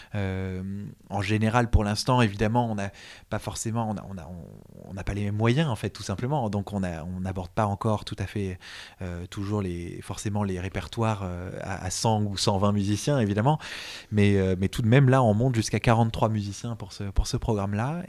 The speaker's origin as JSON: {"language": "French", "town": "Montreuil", "region": "Île-de-France", "country": "France", "tie": "born or raised there", "said": "ma ville natale de Montreuil"}